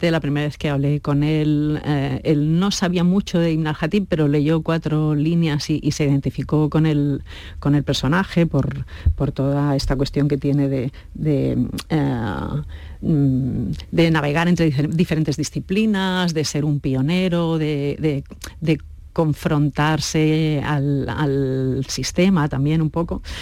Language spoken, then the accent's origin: Spanish; Spain; nosotros somos españoles, el equipo es español